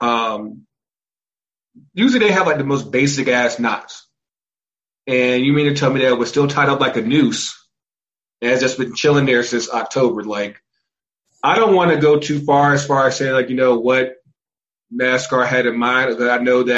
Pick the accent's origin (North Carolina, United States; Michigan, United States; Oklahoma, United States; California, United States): North Carolina, United States; I'm from North Carolina